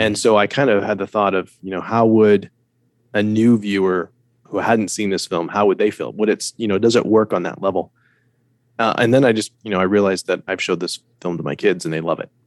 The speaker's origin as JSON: {"language": "English", "country": "United States", "said": "I'm an American. I live in America"}